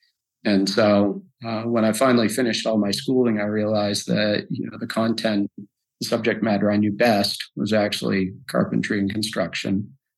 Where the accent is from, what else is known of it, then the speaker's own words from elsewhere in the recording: New England, United States; I would have to say I grew up in New England. I've moved quite a bit. My parents were sort of hybrid beatnik hippies. And so I moved 60 to 80 times thus far.